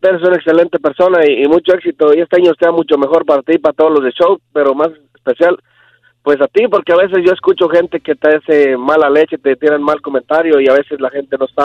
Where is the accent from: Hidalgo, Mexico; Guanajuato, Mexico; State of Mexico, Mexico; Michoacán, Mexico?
Michoacán, Mexico; Yo todavía soy de Michoacán.